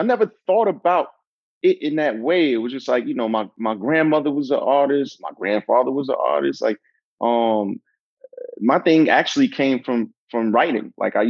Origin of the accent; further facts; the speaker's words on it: Brooklyn, New York, United States; Brooklyn is everything to me, you know. You know, I grew up in a rough environment